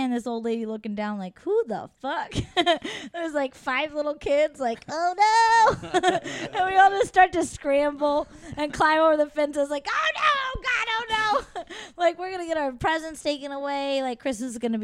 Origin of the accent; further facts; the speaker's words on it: San Antonio, Texas, United States; I grew up in San Antonio where there's no seasonal change